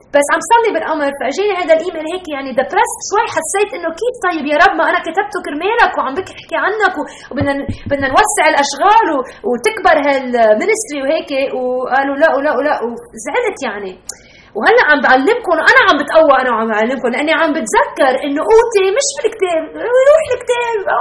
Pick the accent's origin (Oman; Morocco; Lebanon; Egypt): Lebanon; accent: Lebanese; moved away as an adult; now in Chicago, United States; وتربيت بلبنان ب 1970 و75 و80 و85